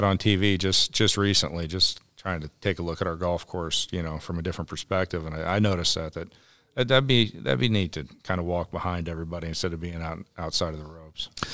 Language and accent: English; Ohio, United States; moved away as an adult; now in North Carolina, United States; I grew up in Ohio, and, uh, my father was a superintendent at, uh, Firestone Country Club